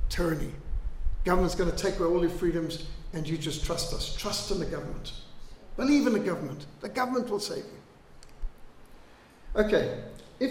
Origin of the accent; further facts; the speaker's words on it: Zimbabwe; now in South Africa; I was brought up in Rhodesia. We were brought up with bilharzia, malaria, tick bite fever